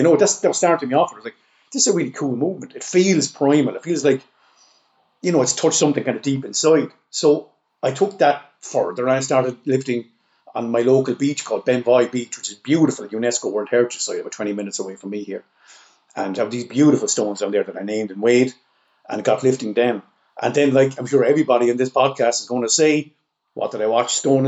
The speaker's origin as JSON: {"language": "English", "country": "Ireland", "tie": "born or raised there", "said": "So, I mean, I was raised as an Irishman on stories of Fionn MacCool and the Fianna. I mean, this was taught to us in school. This is part of our culture."}